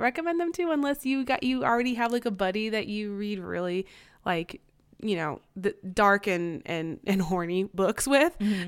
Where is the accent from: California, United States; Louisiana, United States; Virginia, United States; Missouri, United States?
Missouri, United States; Kansas City; I'm biracial. I grew up in Kansas City.